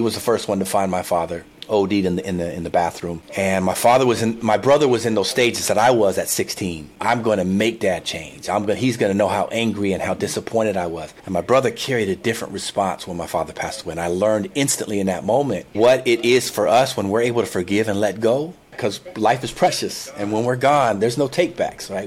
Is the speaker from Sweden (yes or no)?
no; San Diego, California, United States; I'm from San Diego originally, and I went to UCLA